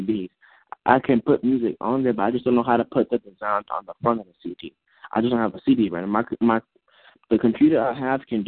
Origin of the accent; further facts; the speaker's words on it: Atlanta, Georgia, United States; now in Houston, United States; I'm from Atlanta. I'm living in Houston